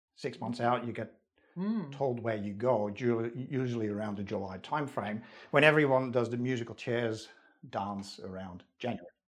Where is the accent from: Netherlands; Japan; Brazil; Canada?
Netherlands; English is a second language; moved away as an adult; now in Australia; Not only was I not born in Australia, I was born in the Netherlands